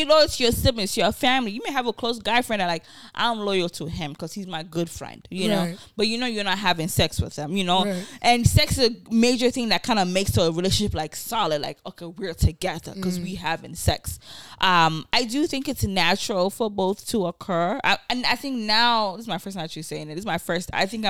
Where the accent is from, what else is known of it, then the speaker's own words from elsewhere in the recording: Nigeria; And then, you know, also being Nigerian, you see, it happens every day.